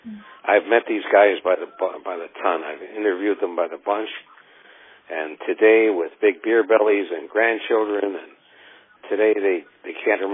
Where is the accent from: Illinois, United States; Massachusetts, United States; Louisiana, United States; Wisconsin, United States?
Illinois, United States; Chicago; came to Chicago, where I was born in Chicago